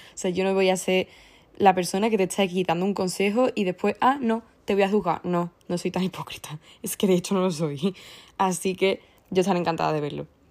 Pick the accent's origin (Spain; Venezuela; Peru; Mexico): Spain; Andalusia; soy andaluza